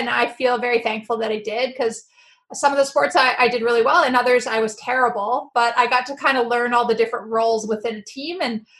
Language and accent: English; Winnipeg, Manitoba, Canada; moved away as an adult; also born or lived in Stanford University; Well, I grew up in Winnipeg.